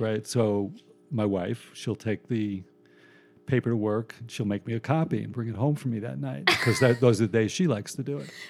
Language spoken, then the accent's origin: English; Long Island, New York, United States; I grew up on Long Island. Um, I was born in New York, lived here till I was like five, moved to Long Island